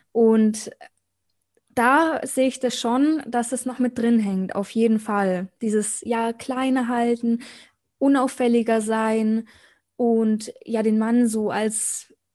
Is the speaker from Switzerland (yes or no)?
no; Munich, Bavaria, Germany; Also ich komme aus München, ist heute mein erster Podcast.